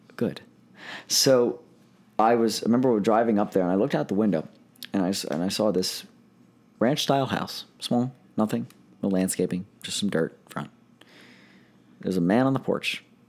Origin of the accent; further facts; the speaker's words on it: Pennsylvania, United States; moved away as an adult; now in Florida, United States; my home state